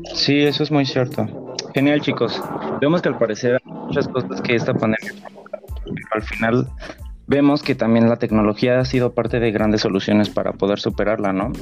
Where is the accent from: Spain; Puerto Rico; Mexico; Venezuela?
Mexico; como mexicanos